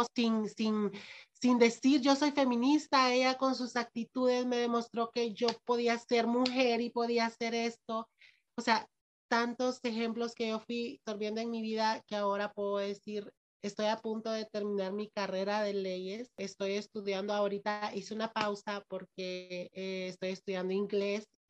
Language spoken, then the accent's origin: Spanish; Ocotepeque, Honduras; Yo soy de Ocotepeque